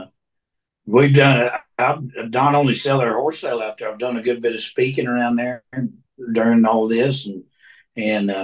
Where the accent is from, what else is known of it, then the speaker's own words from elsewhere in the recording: Oklahoma, United States; now in Texas, United States; I served a good bit of time in the state of Oklahoma. So that's where I grew up and cut my teeth over